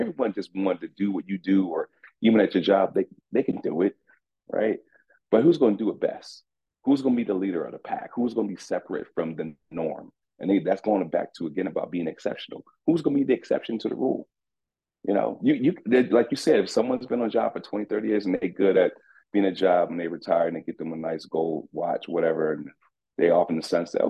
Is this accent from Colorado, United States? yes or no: no; Orlando, Florida, United States; now in Atlanta, United States; I'm from Rock Lake, man. Rock Lake, West Orlando